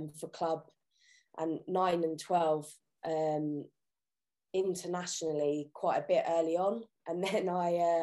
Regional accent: Kingston upon Thames, London, United Kingdom; So I lived, born and bred in Kingston upon Thames my entire life.

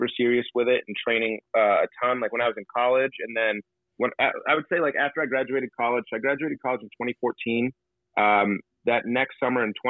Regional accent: Port Huron, Michigan, United States; being born and raised right here on Lake Huron

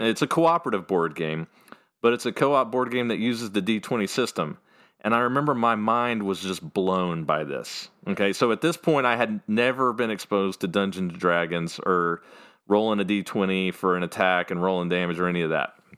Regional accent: Fairview, North Carolina, United States; I was born and raised in a place called Fairview, North Carolina

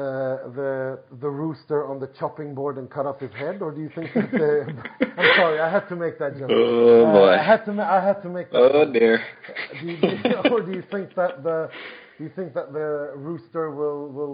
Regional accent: Gothenburg, Västra Götaland, Sweden; I was 5 years old when my hometown team, IFK Gothenburg

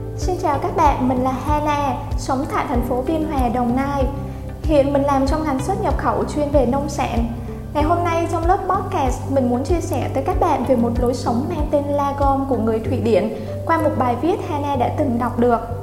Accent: Thai Nguyen, Vietnam; Mình sinh ra và lớn lên ở thành phố Thái Nguyên

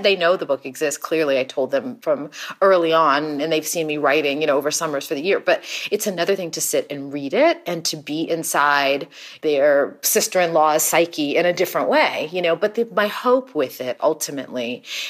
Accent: Texas, United States; also born or lived in Houston; now in Los Angeles, United States; I grew up in Texas in too many years ago

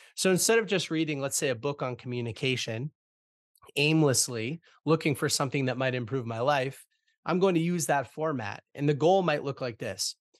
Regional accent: Boston, Massachusetts, United States; I'm born and raised in Boston, Massachusetts

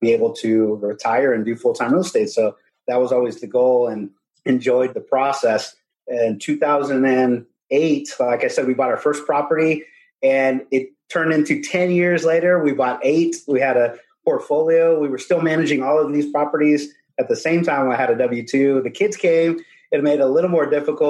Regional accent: Corpus Christi, Texas, United States; also born or lived in San Antonio, Texas; I'm from Corpus Christi, Texas. Originally, I grew up there and moved after high school to San Antonio, Texas

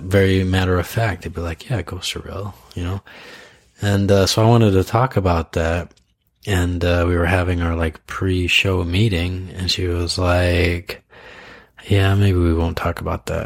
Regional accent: Idaho, United States; moved away; I grew up in Idaho where like BB guns were like a big thing

